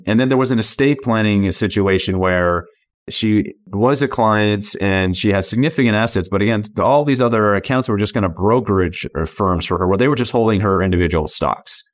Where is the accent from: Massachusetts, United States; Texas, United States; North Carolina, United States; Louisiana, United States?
Massachusetts, United States; moved away as an adult; now in San Diego, United States; I was born and raised in Massachusetts